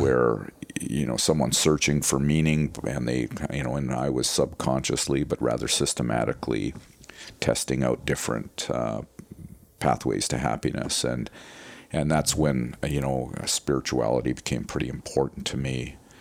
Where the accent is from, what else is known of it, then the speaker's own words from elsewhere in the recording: Winnipeg, Manitoba, Canada; I grew up in Winnipeg